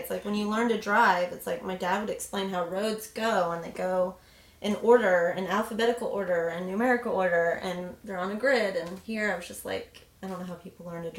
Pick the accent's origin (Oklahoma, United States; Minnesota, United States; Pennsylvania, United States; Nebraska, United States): Oklahoma, United States; Tulsa; moved away as an adult; also born or lived in Louisiana; I'm from Tulsa, Oklahoma. I am a middle child.